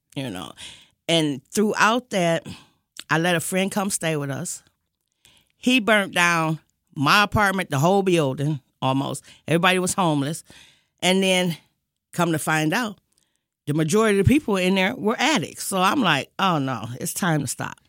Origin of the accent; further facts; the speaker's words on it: Detroit, Michigan, United States; I am originally from Detroit all my life